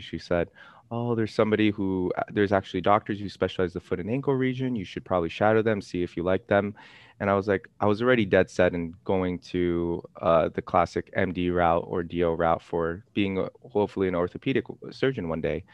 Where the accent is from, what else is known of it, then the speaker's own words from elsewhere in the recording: Los Angeles, California, United States; I'm actually, I'm actually from Ca, uh, Los Angeles